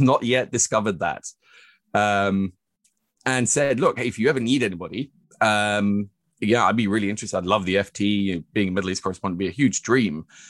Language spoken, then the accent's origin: English; Oslo, Norway; moved away as an adult; I was born and raised here in Oslo at Smestad